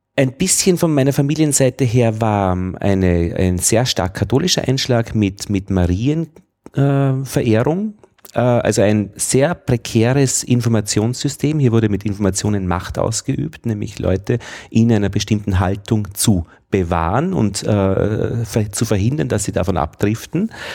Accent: Braunau am Inn, Upper Austria, Austria; Ich bin in Oberösterreich zur Schule gegangen, äh, Braun am Inn

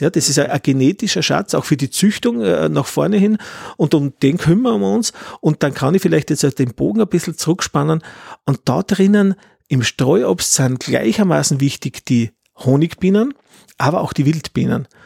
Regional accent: Styria, Austria; als Steirer

